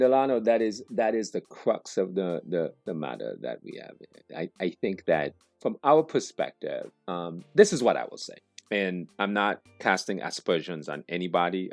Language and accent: English; Montserrat; I'm from Montserrat originally.